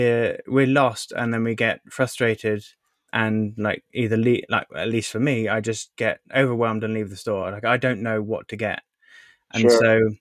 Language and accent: English; United Kingdom; I'm British.